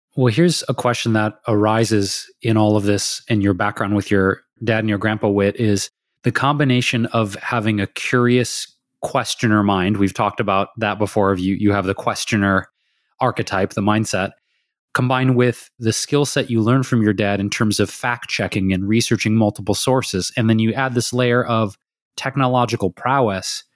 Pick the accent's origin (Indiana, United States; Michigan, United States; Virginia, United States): Michigan, United States; Detroit; moved away as an adult; also born or lived in Chicago / New York / San Francisco Bay Area; now in Los Angeles, United States; we grew up in Detroit, in the city of Detroit